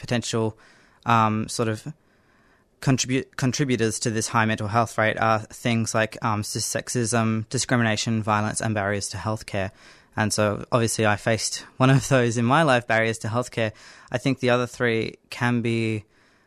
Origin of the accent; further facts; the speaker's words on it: Northern Territory, Australia; I grew up in the Northern Territory